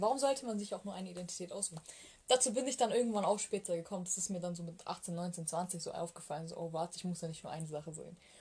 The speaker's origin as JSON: {"language": "German", "region": "Bavaria", "country": "Germany", "tie": "born or raised there", "also_born_or_lived": "Malatya, Turkey", "said": "ich bin ja nicht in Deutschland geboren. Also auch wenn ich mit zwei nach Deutschland gekommen bin"}